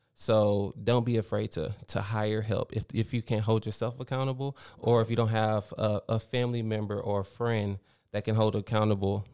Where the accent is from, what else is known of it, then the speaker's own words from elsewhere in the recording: Baytown, Texas, United States; moved away as an adult; I grew up here in Baytown, went to Travis Elementary, Baytown Junior